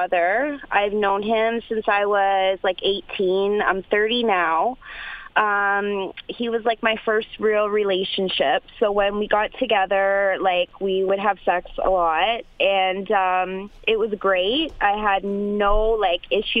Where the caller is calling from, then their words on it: Canada; I'm calling from Canada